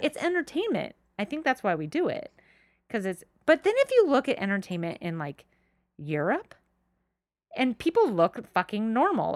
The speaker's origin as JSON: {"language": "English", "area": "Marineland", "region": "California", "country": "United States", "tie": "born or raised there", "said": "I grew up around Marine Land, not SeaWorld"}